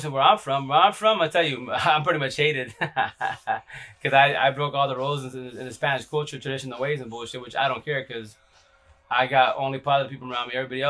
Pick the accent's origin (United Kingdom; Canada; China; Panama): United Kingdom; London; We're from London.